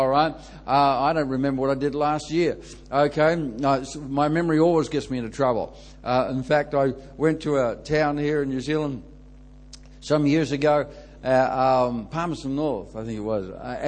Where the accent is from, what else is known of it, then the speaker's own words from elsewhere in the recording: Ireland; So I find people relax a bit more and give me a lot more leeway when they know I'm Irish, eh?